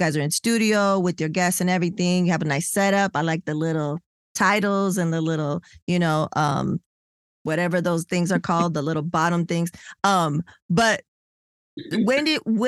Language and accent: English; California, United States; I'm from Cali, California.